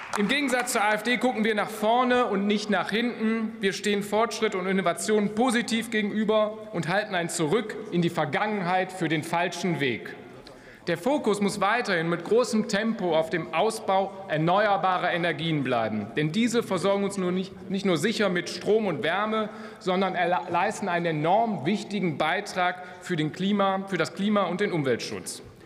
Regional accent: Rhein-Kreis Neuss, North Rhine-Westphalia, Germany; meine Heimat, der Rheinkreis Neuss, mitten im rheinischen Revier.

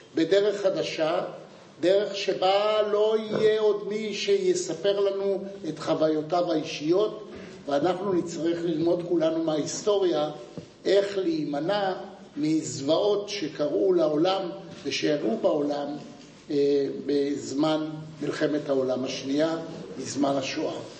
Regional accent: Jerusalem, Jerusalem District, Israel; אני נולדתי בירושלים, למשפחה שהגיעה לירושלים ב-1809, מווילנה

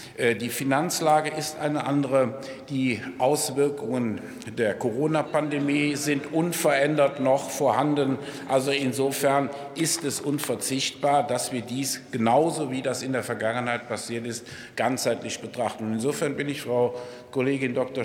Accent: Rhineland, Germany; Mir als Rheinländer würde an einem 11.11. .11. nachmittags um diese Zeit eigentlich der Sinn lieber nach Frohsinn, Freude und Geselligkeit stehen

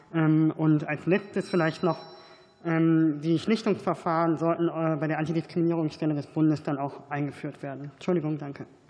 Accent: North Rhine-Westphalia, Germany; ich komme aus NRW

